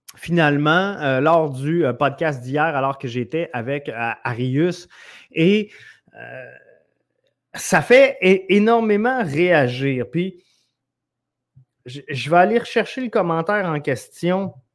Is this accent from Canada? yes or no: yes; Quebec City, Quebec, Canada; originairement, je viens de, de Neuchâtel. Alors, euh, c'est, euh, mon petit, euh, patelin à moi